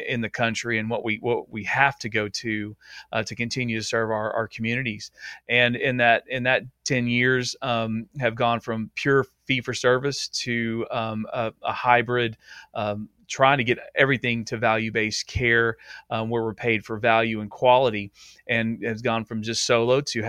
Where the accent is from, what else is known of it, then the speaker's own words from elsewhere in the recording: Nacogdoches, Texas, United States; I'm out in East Texas in Nacogdoches, the oldest town in Texas, and it's just a small town, about 35,000 people with a local university. It's my hometown, born and raised here